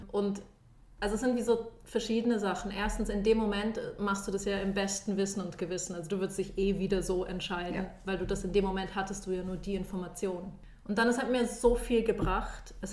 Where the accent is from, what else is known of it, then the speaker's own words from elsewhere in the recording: Munich, Bavaria, Germany; moved away as an adult; now in Switzerland; Ich komme eigentlich aus München und bin mit 18 in die Schweiz gekommen, um Physik zu studieren.